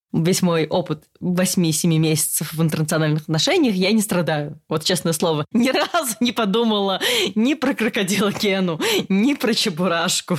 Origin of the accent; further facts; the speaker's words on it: Russia; moved away as an adult; now in Germany; Я не была взрослой в России. То есть я уехала из России сразу после университета